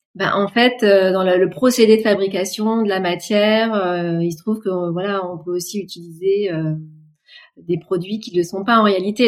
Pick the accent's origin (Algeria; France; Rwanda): France; chez nous en France